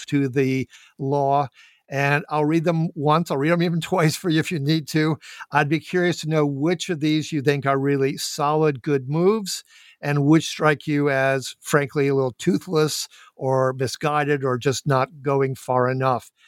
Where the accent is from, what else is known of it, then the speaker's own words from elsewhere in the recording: Minneapolis, Minnesota, United States; I am indeed from Minneapolis, Saint Paul